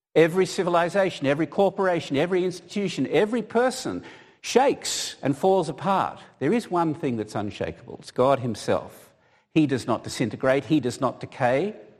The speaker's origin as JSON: {"language": "English", "country": "Australia", "moved": "yes", "said": "being an Australian"}